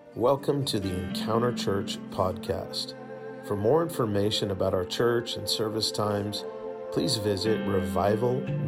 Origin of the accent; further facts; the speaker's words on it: Connecticut, United States; I was born and raised in Connecticut